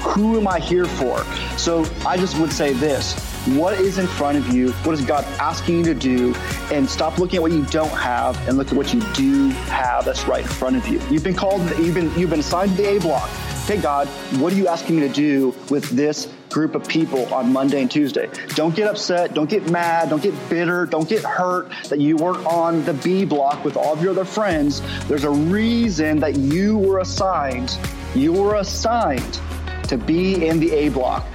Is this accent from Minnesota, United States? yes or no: no; Southern California, United States; moved away as an adult; now in Oklahoma, United States; we are originally from Southern California